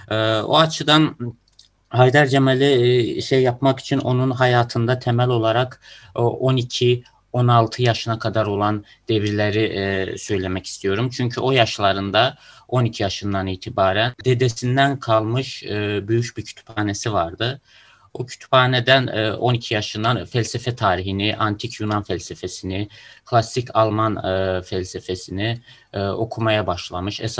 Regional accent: Russia; born there; Ben e, Rusya doğumluyum ama Azerbaycan vatandaşıyım.

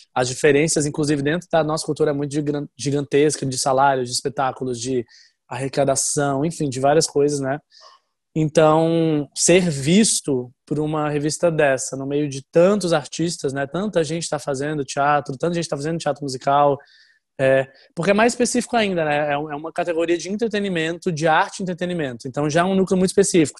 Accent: Fortaleza, Ceará, Brazil; also born or lived in Florianópolis; Eu morava em Fortaleza, que é a cidade dos meus pais. Eu nasci em Florianópolis, mas eu fui para Fortaleza bem novinho

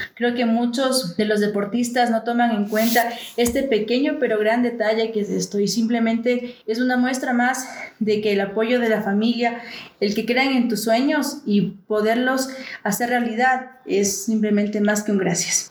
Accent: Ecuador; a todos los ecuatorianos acá nos motivó

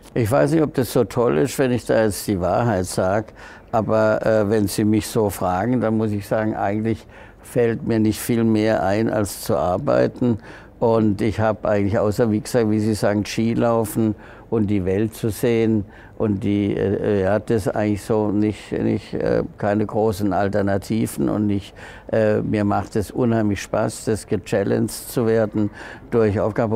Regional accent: Freiburg, Baden-Württemberg, Germany; Freiburg, ich bin ja Freiburger

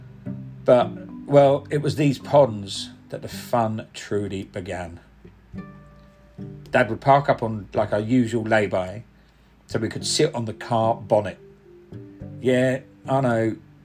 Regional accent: Cockney, London, United Kingdom; accent: Cockney; first language Punjabi; also born or lived in Eastbourne

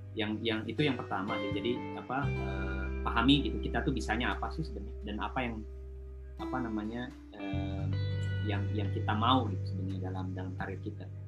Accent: Indonesia; moved away as an adult; now in Singapore; saya dari Indonesia

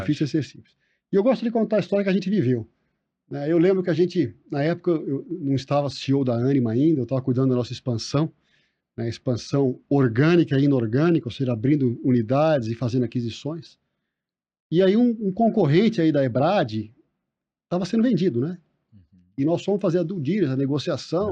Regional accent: Brazil; somos todos brasileiros

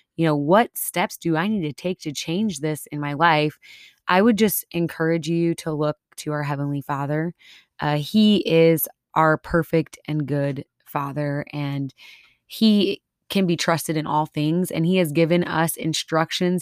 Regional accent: Minnesota, United States; moved away; I'm from Minnesota. I still have some, uh, some of my accents

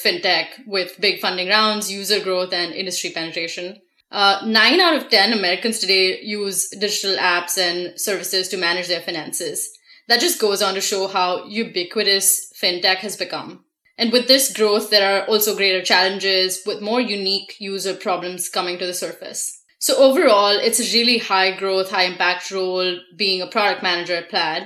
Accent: India; moved away as an adult; now in United States; I was born and raised in India and moved to the States a little over 4 years ago.

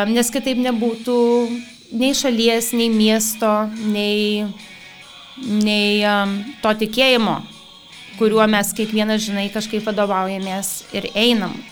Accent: Alytus, Alytus County, Lithuania; moved away; gimiau ir augau Alituje.

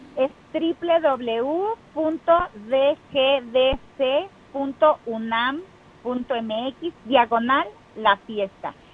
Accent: Huasteca Potosina, San Luis Potosí, Mexico; also born or lived in Ciudad Valles; now in Mexico City, Mexico; todos mis huastecos potosinos que tanto amo mi tierra

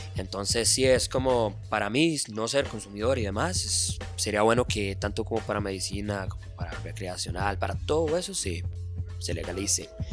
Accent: Tibás, San José, Costa Rica; yo soy de Tibás

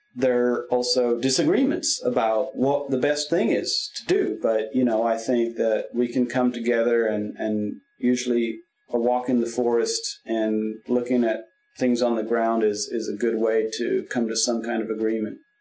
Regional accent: France; also born or lived in California / Willamette Valley, Oregon; now in Oregon, United States; I grew up in France

